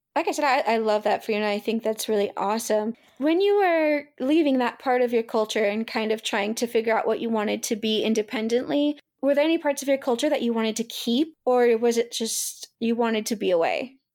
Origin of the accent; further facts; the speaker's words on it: the South, United States; I was raised in the South